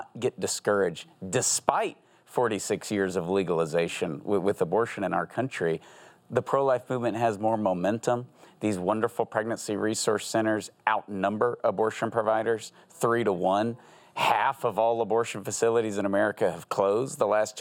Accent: Texas, United States; I'm from Texas.

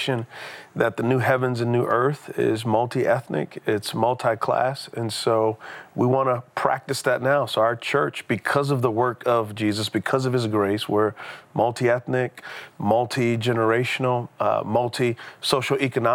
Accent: San Antonio, Texas, United States; moved away; So I grew up in San Antonio, Texas. And so I'm a Texas boy

